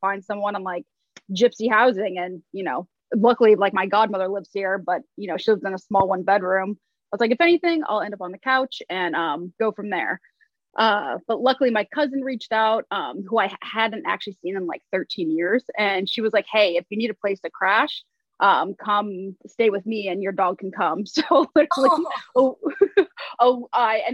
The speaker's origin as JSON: {"language": "English", "town": "Cleveland", "region": "Ohio", "country": "United States", "tie": "born or raised there", "also_born_or_lived": "Staten Island, New York / Cincinnati, Ohio", "moved": "as an adult", "lives_now": "New York City, United States", "said": "I was raised in Cleveland, but I was born on Staten Island."}